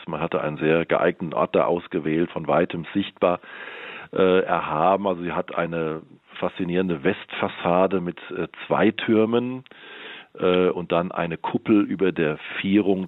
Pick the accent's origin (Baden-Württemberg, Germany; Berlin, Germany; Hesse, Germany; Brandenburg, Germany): Hesse, Germany; Ober-Wöllstadt; moved away as an adult; also born or lived in Hilden, North Rhine-Westphalia / Mainz / Darmstadt; now in Heppenheim, Germany; dann bin ich aufgewachsen in der Wetterau